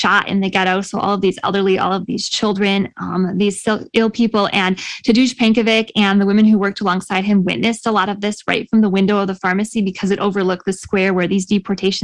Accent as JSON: {"language": "English", "region": "Michigan", "country": "United States", "tie": "born or raised there", "said": "my home state of Michigan"}